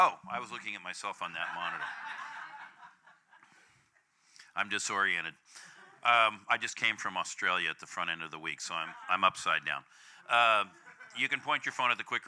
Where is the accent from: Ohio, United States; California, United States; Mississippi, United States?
California, United States; I'm from California